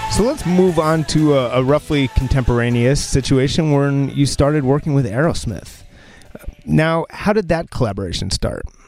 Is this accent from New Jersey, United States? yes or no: yes; New Jersey, United States; I'm from New Jersey